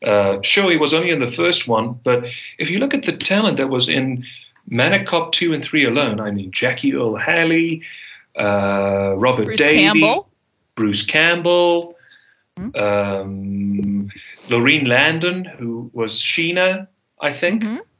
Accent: South Africa; accent: Afrikaner; I thankfully, by the grace on high, shed my Afrikaner accent. I don't speak with an Afrikaner accent whatsoever.

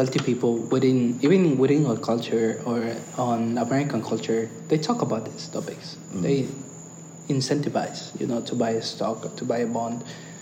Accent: Ecuador; now in United States; I'm Ecuadorian. I'm Latino.

